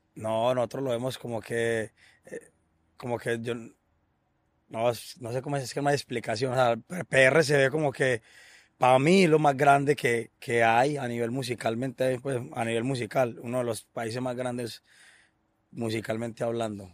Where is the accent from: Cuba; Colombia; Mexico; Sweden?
Colombia; una de las mejores islas del país de nosotros